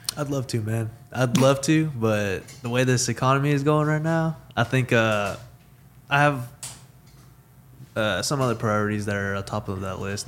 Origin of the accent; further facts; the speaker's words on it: Weatherford, Texas, United States; Born and raised in Weatherford, Texas